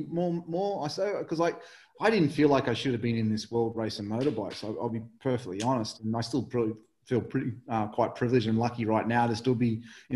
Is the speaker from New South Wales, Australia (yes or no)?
no; Mildura, Victoria, Australia; born or raised there; moved away; also born or lived in England